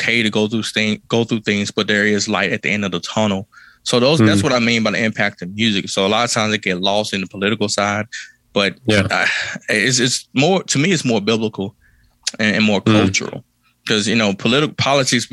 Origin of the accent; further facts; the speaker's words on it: Kilmichael, Mississippi, United States; I grew up in Kilmaka, Mississippi